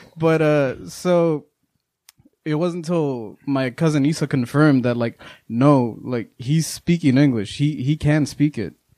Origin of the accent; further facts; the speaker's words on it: Eagle Pass, Texas, United States; first language Spanish; English is a second language; now in Austin, United States; We're the only ones that stayed in Eagle Pass.